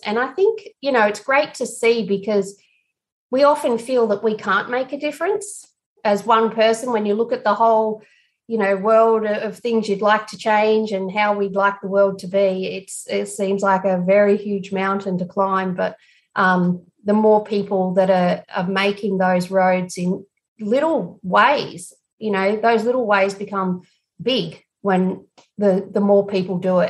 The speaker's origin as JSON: {"language": "English", "town": "Broken Hill", "region": "New South Wales", "country": "Australia", "tie": "born or raised there", "said": "Broken Hill, where we were filming, which is my hometown"}